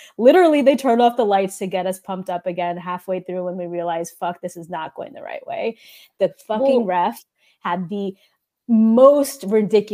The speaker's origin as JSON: {"language": "English", "town": "Baltimore", "region": "Maryland", "country": "United States", "tie": "born or raised there", "said": "We are born and bred in Baltimore"}